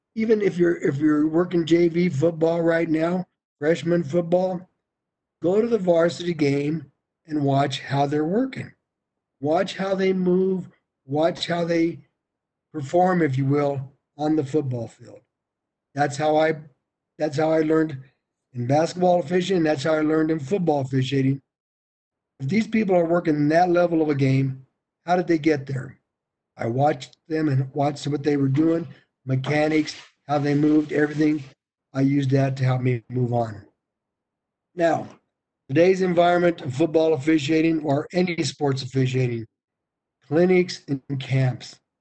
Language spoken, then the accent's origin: English; Colorado, United States; I'm from Colorado